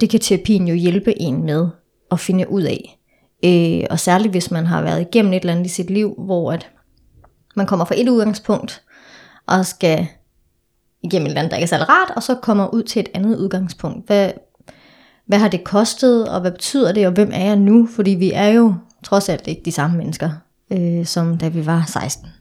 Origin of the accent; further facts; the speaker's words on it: Denmark; moved away as an adult; now in Copenhagen, Denmark; jeg er fra Jylland, så, øhm, så jeg er opvokset i en meget sådan sort-hvid familie. Så mm. da jeg flytter til København tilbage i 2013